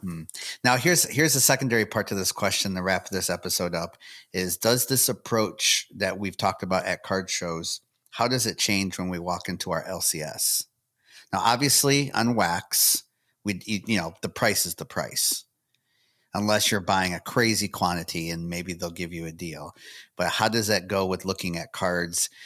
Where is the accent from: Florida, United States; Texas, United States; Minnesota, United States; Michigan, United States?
Michigan, United States; now in Tennessee, United States; lived near each other up in Michigan